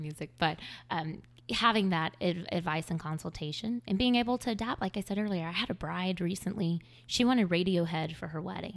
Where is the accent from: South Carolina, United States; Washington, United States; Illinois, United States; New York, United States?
South Carolina, United States; Greer; moved away as an adult; now in Charleston, United States; I moved here from the upstate of South Carolina. I grew up in Greer, and I moved here for school at Charleston.